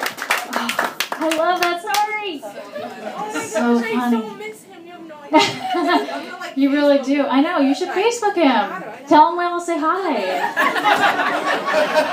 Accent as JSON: {"language": "English", "area": "Orange County", "region": "California", "country": "United States", "tie": "born or raised there", "said": "I grew up in Orange County."}